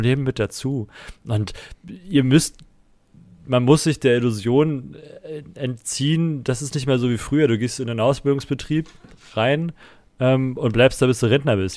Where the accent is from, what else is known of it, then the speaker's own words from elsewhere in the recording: eastern Germany, Germany; hier bei uns im Osten.